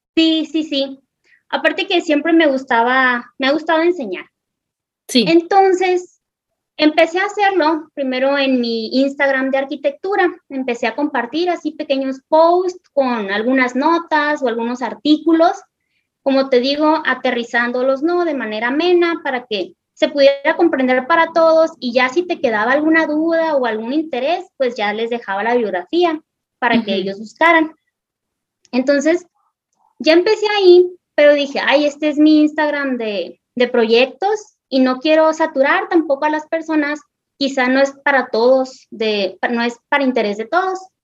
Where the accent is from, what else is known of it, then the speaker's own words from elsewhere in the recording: northern Mexico, Mexico; nosotros los mexicanos